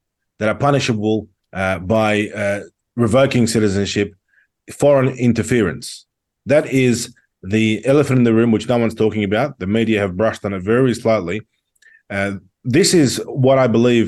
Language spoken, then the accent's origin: English; Sydney, New South Wales, Australia; I was born in Sydney, in Western Sydney.